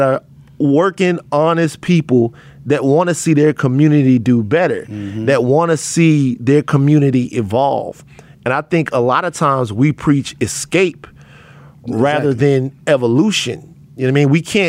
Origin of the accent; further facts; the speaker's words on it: Baton Rouge, Louisiana, United States; now in Los Angeles, United States; I'm from South Baton Rouge, Louisiana